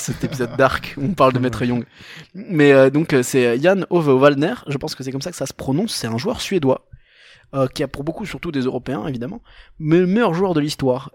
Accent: Portugal; Moi, en tant que portugais

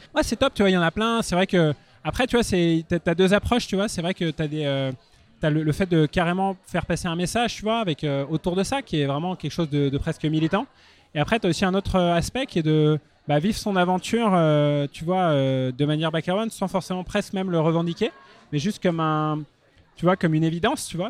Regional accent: Paris, Île-de-France, France; je suis parisien

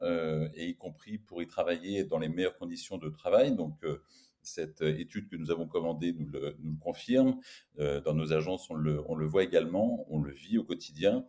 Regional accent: France; on est français

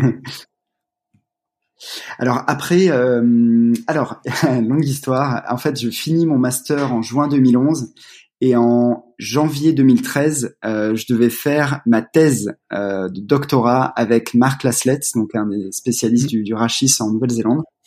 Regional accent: Valence, Auvergne-Rhône-Alpes, France; also born or lived in Grenoble; moi j'ai grandi à Valence

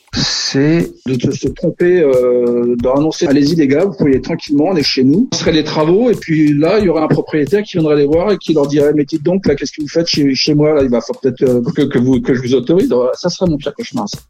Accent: Villeneuve-Saint-Georges, Île-de-France, France; Je suis né dans le Val-de-Marne, né à Villeneuve-Saint-Georges et je vis à Villeneuve-Saint-Georges. Je suis vraiment un gars du cru

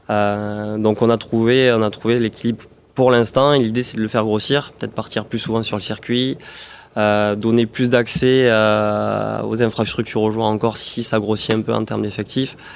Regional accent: Toulouse, Occitania, France; Je suis toulousain, ah bah né à Toulouse.

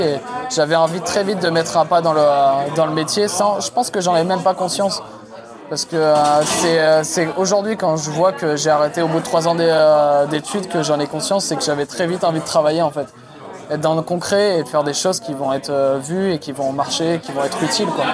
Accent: Romans-sur-Isère, Auvergne-Rhône-Alpes, France; moved away as an adult; also born or lived in Lens / Lyon; je suis né à Lens, dans le Nord, euh, pour ceux qui connaissent, c'est la Picardie. Et très vite, je suis parti en fait à, à Romans-sur-Isère, qui est à côté de Valence.

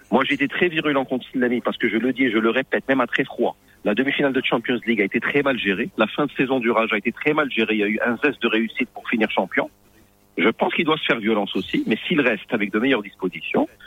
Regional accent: Morocco; en tant, en tant que Marocain, on devrait être content

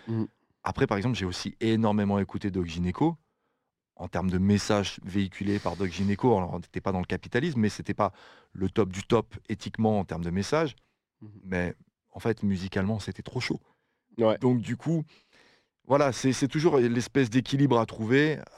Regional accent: France; now in Belgium; j'habite en Belgique, mais je suis français.

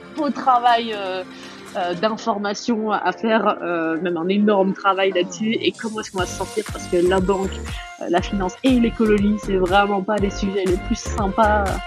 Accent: Dijon, Bourgogne-Franche-Comté, France; moved away as an adult; also born or lived in New York; Je viens de Dijon. j'ai assez attaché à ma ville, à ma Bourgogne profonde

